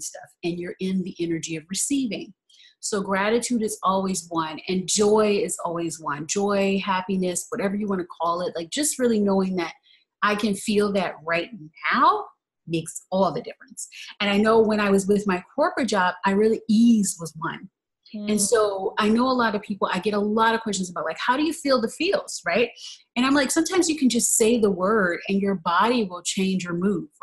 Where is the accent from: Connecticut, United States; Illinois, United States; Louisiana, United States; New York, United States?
Louisiana, United States; New Orleans; I'm originally from New Orleans.